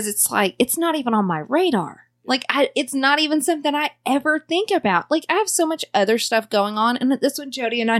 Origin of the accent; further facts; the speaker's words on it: the South, United States; accent: Southern; my Southern accent